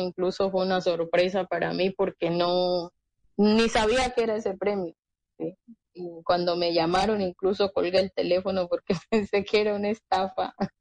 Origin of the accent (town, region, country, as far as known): Colombia